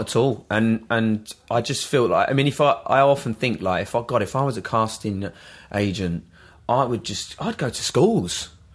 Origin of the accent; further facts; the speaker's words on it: London, United Kingdom; moved away as an adult; also born or lived in Brighton / United States; now in Worthing, United Kingdom; I'm a Londoner, and I I moved out. I lived in Brighton for 16 years